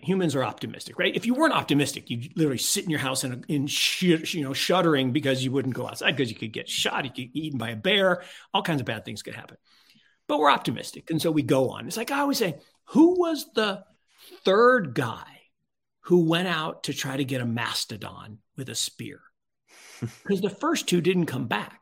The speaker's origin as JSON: {"language": "English", "town": "Seattle", "region": "Washington", "country": "United States", "tie": "born or raised there", "said": "I grew up on the left coast. I grew up in Seattle"}